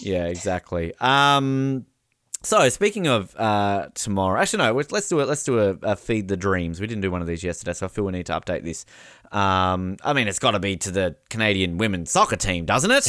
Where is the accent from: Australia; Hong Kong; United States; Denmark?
Australia; I was upset as an Australian